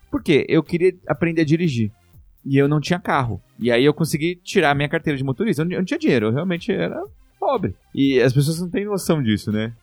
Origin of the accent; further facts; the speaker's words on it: Brazil; moved away; also born or lived in Japan; sou da Zona Leste